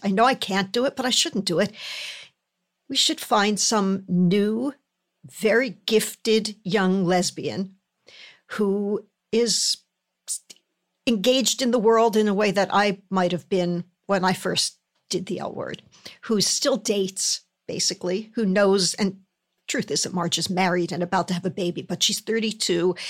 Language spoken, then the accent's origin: English; Philadelphia, Pennsylvania, United States; moved away; I grew up in Philadelphia